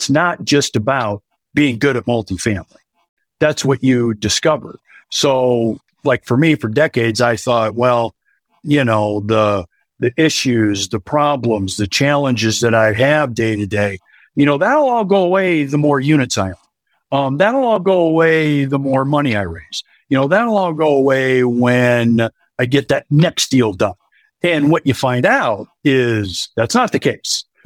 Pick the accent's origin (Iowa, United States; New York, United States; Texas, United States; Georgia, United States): Iowa, United States; born and raised in Iowa, married, 3 kids, and lived here, you know, all of my life